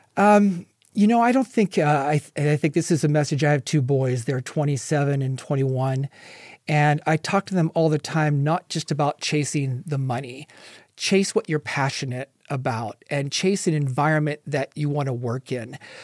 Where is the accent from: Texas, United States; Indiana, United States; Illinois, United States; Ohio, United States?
Ohio, United States; moved away as an adult; also born or lived in California; now in Las Vegas, United States; I grew up in Ohio and moved out to California